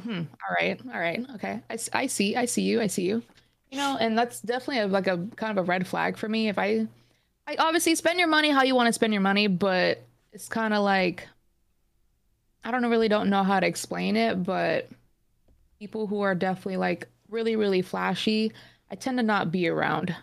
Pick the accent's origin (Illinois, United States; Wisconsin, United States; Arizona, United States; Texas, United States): Arizona, United States; Phoenix; I'm from Phoenix, Arizona.